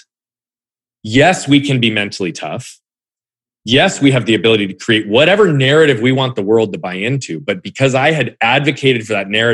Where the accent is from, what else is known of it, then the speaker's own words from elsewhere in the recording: Phoenix, Arizona, United States; also born or lived in Southern California / Australia / England; growing up in Phoenix, for lack of a better term, even though I lived in different parts earlier than